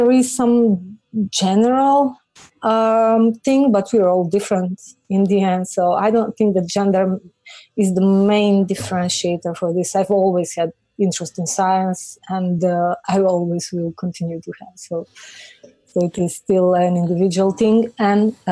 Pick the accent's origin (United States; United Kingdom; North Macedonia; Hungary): North Macedonia; moved away; I'm from Macedonia